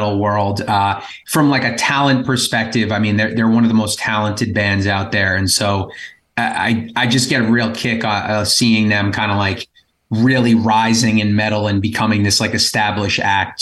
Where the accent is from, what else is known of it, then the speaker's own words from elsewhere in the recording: Long Island, New York, United States; We're from Long Island.